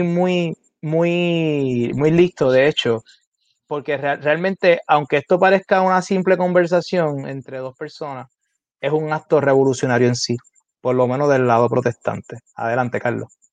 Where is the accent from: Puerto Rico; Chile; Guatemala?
Puerto Rico; Carolina; Yo estudié en la escuela elemental en Carolina, que es mi ciudad natal